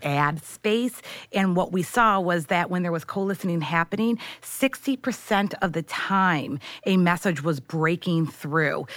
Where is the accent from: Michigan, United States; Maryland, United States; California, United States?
Michigan, United States; St. Clair Shores; moved away as an adult; now in New York, United States; I'm from Michigan.